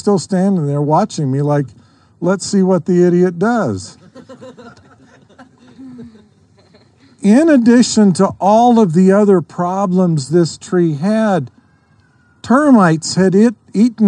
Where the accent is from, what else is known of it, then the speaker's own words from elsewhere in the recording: Idaho, United States; I grew up in Idaho